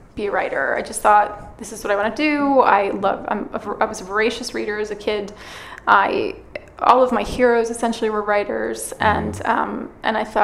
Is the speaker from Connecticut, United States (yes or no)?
yes; Connecticut, United States; moved away as an adult; also born or lived in Massachusetts / New York City, United States; now in California, United States; I'm from Connecticut originally